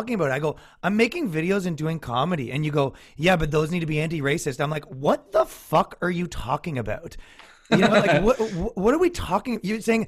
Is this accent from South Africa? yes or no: no; Ireland; I'm Irish